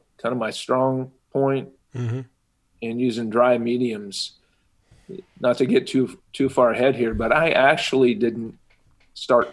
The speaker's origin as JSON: {"language": "English", "town": "Kansas City", "region": "Kansas", "country": "United States", "tie": "born or raised there", "said": "I was born and raised in Kansas City, Kansas, and I've been here all my life."}